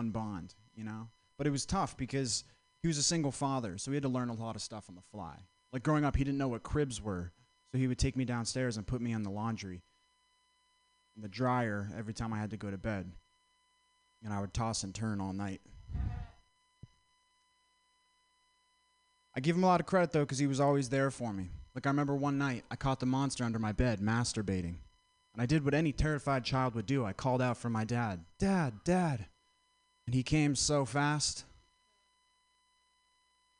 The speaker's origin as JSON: {"language": "English", "region": "Vermont", "country": "United States", "said": "I'm from Vermont."}